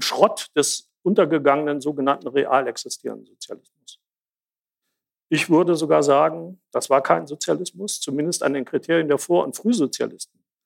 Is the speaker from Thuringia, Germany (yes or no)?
yes; Jena, Thuringia, Germany; Ich komme aus Jena